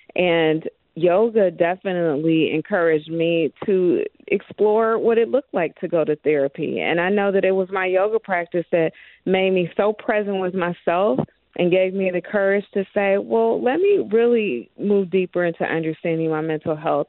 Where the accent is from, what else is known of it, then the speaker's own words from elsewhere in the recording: Dayton, Ohio, United States; moved away; I am originally from Dayton, Ohio